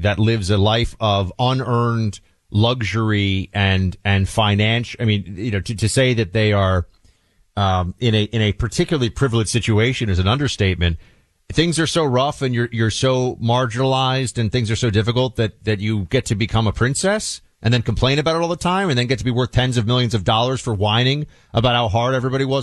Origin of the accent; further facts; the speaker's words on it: United States; as an American